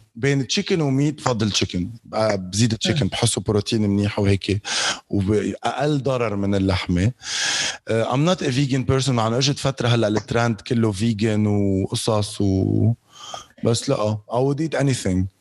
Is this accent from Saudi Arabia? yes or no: no; Lebanon; also born or lived in Dubai; عندنا بلبنان